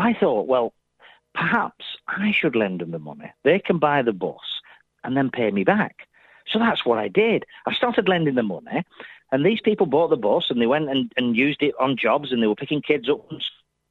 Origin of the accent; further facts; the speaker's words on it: Burnley, North West England, United Kingdom; I'm from Burnley